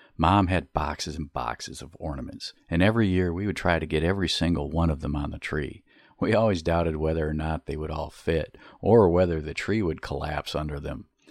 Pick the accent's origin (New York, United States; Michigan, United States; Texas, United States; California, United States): Michigan, United States; Beaver Island; growing up on Beaver Island